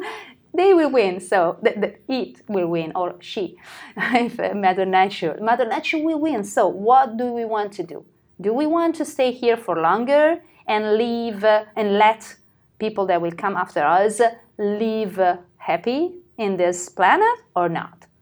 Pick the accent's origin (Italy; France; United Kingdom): Italy; we are Italian